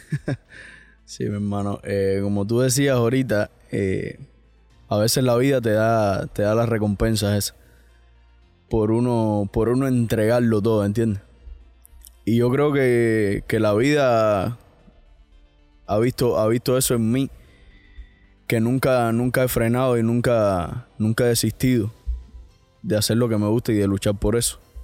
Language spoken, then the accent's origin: Spanish; Cuba; now in United States; Yo, yo al final me siento cubano, cien por ciento